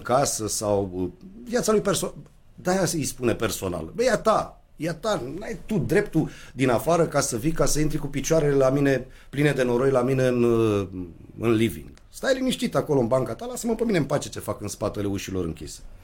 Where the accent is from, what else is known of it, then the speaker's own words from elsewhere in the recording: Romania; ne-am născut în România din părinți căriți de la Buzău